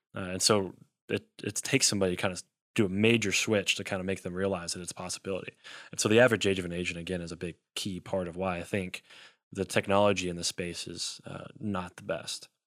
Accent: Elizabethtown, Kentucky, United States; also born or lived in Louisville, Kentucky / Lexington, Kentucky; I'm from Elizabethtown, Kentucky

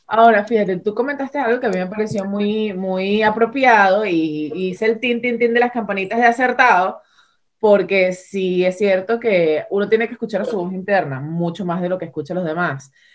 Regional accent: Venezuela; ambas dos somos venezolanas

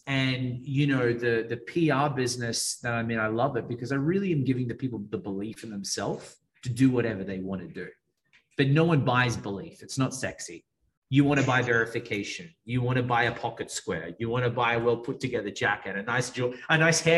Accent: Australia; accent: Australian; moved away as an adult; now in Miami, United States; I'm from Australia. It's an Australian accent.

